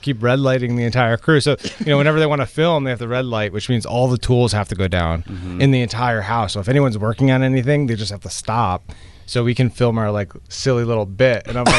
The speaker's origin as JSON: {"language": "English", "town": "Longmeadow", "region": "Massachusetts", "country": "United States", "tie": "born or raised there", "said": "we are both from Western Massachusetts and went to Longmeadow High School"}